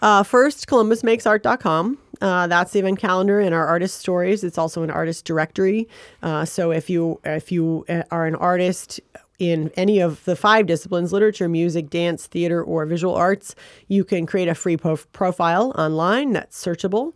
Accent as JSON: {"language": "English", "town": "Flint", "region": "Michigan", "country": "United States", "tie": "born or raised there", "also_born_or_lived": "Ann Arbor", "said": "I was born in Flint, and, uh, which is just about forty-five minutes from Ann Arbor"}